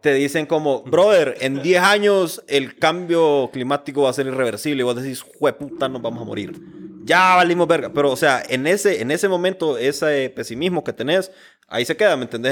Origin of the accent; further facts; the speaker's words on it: Honduras; Como hondureños